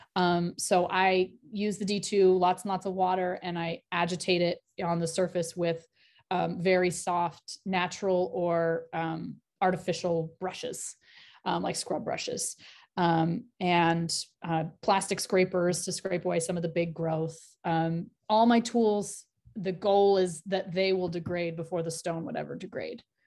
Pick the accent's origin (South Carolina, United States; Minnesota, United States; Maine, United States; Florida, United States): Maine, United States; New England, rural; I grew up in New England, in rural Maine